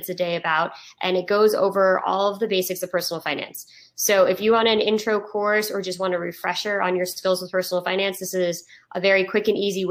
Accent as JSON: {"language": "English", "town": "Woodstock", "region": "New York", "country": "United States", "said": "I'm from Woodstock, New York. So I feel like it garners up a little bit of like my hippie roots"}